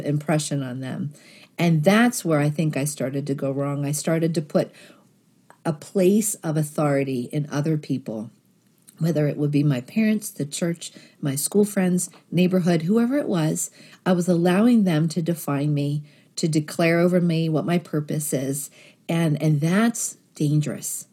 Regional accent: Philadelphia, Pennsylvania, United States; I grew up in Northeast Philadelphia

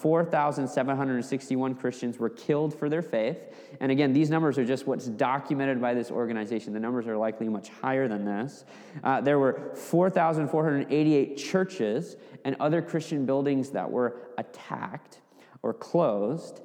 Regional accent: Fairbanks, Alaska, United States; growing up in my hometown in Fairbanks, Alaska

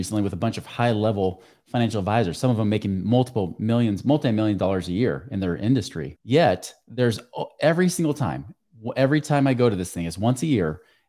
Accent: New York, United States; I wear suits and ties all the time because I'm from New York, right?

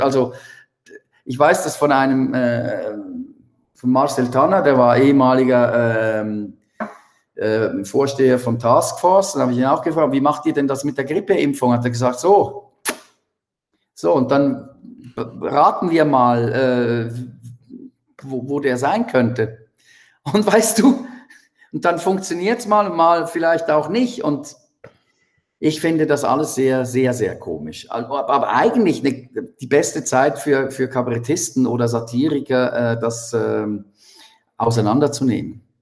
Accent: Switzerland; bei uns in der Schweiz

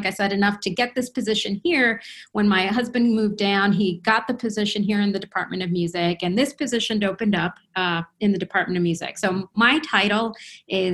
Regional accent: New Jersey, United States; first language Spanish; English is a second language; moved away as an adult; also born or lived in Colombia / Boston / Michigan / Cleveland, Ohio; I am a native of Colombia, so I actually came to the country. I moved to the country when I was 4, and I grew up in New Jersey

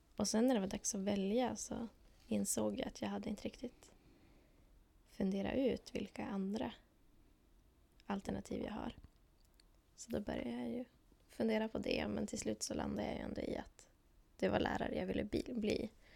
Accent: Lycksele, Västerbotten County, Sweden; moved away as an adult; now in Umeå, Sweden; Jag kommer från Lycksele. Jag har bott här i Umeå

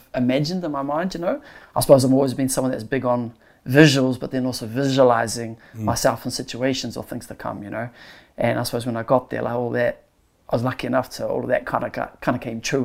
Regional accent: Auckland, New Zealand; moved away as an adult; also born or lived in New York City; I grew up on One Tree Hill

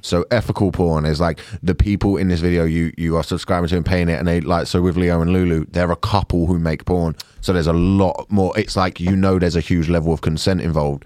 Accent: United Kingdom; I like being British

